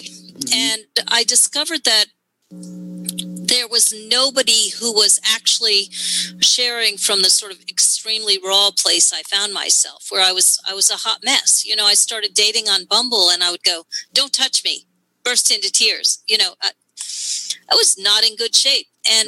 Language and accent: English; New York, United States; I'm from New York.